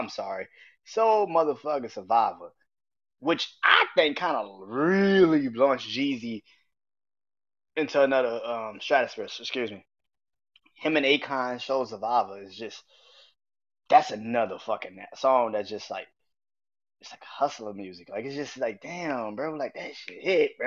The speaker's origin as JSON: {"language": "English", "town": "New Orleans", "region": "Louisiana", "country": "United States", "said": "I am from New Orleans"}